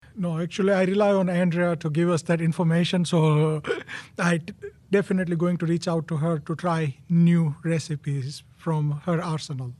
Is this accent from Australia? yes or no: no; India; moved away as an adult; now in United States; born and raised in India